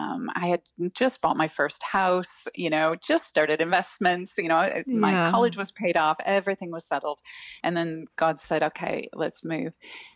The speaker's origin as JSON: {"language": "English", "country": "United States", "accent": "American", "said": "hello, and people ask where I was from in America. And I'm finding that now more people are asking if I'm Canadian, which is interesting. So It must have a bit of like a softer American accent, maybe?"}